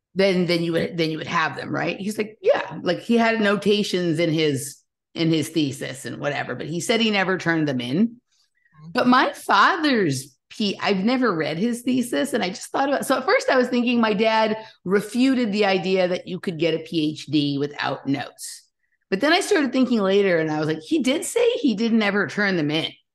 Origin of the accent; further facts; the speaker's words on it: Los Angeles, California, United States; moved away as an adult; also born or lived in Chatsworth / New York / Arizona / Malibu; I grew up in Los Angeles